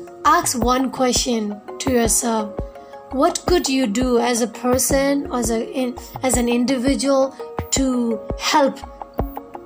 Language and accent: English; a small village in northern Shan State, Myanmar; I'm from Myanmar, a small village in northern Chan state